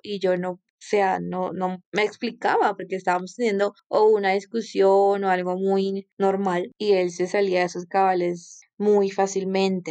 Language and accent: Spanish; Colombia; Soy colombiana